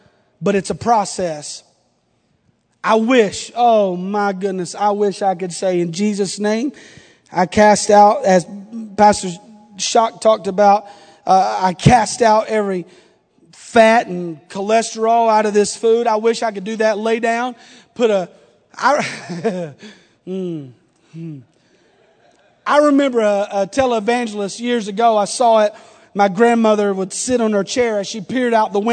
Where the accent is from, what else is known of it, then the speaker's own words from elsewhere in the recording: the South, United States; I'm from the South. We're a little different.